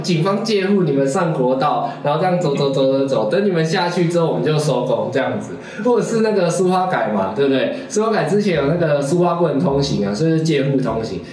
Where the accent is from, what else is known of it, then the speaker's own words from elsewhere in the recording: Taiwan; 就是海洋存在我们台湾的 DNA 啊。